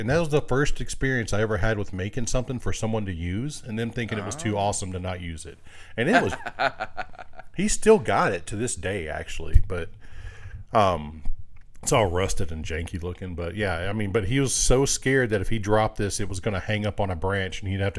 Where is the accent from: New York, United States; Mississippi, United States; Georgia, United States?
Mississippi, United States; Greenville; born there; I was born in Mississippi. In Greenville, Mississippi, and my dad's parents were there, so every summer we would go back there, and my uncle raced dirt track.